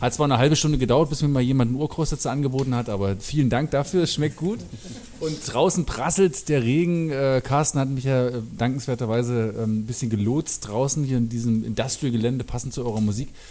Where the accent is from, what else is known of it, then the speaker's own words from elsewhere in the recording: Lutherstadt Wittenberg, Saxony-Anhalt, Germany; ich komme ja aus der Gegend Raum Lutherstadt-Wittenberg